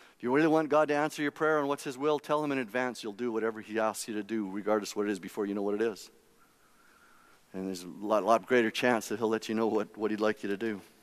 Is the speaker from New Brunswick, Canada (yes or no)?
no; Saskatchewan, Canada; I grew up in Saskatchewan, and it's not like Calgary